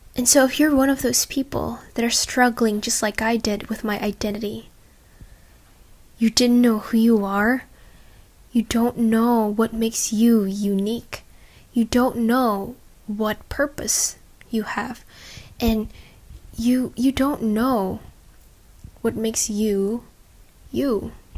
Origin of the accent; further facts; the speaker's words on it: Indonesia; now in Australia; get back to Indonesia and be surrounded by the friends that I already knew since I was a little girl